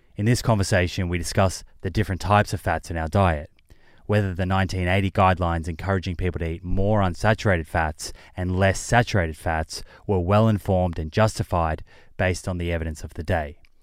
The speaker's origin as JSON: {"language": "English", "country": "Australia", "said": "I'm from Australia"}